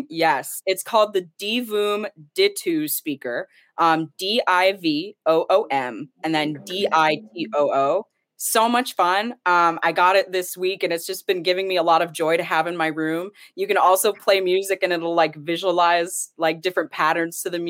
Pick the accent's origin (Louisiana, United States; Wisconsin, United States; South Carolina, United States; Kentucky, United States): Wisconsin, United States; Madison; I love Wisconsin. My home state